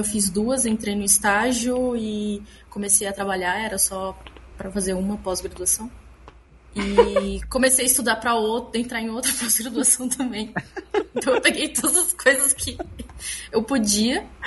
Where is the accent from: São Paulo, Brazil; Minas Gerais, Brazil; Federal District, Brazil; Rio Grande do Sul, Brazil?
São Paulo, Brazil; Bauru; moved away as an adult; now in São Paulo, Brazil; eu sou de Bauru, interior de São Paulo. Vim para São Paulo para fazer é, pós-graduação